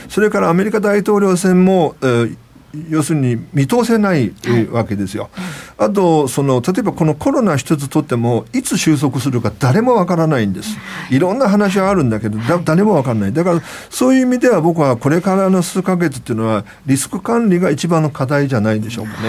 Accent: China; now in Japan; 僕ら中国人

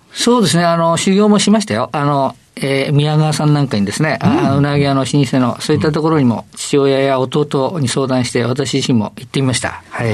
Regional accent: Tokyo, Japan; 渋谷区神宮前、えー、最寄り駅原宿駅です。

